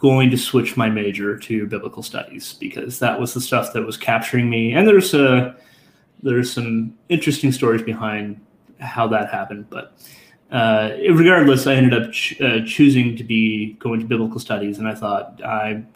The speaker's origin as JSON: {"language": "English", "region": "Nova Scotia", "country": "Canada", "also_born_or_lived": "New Brunswick", "moved": "as an adult", "lives_now": "Ottawa, Canada", "said": "I'm from Nova Scotia"}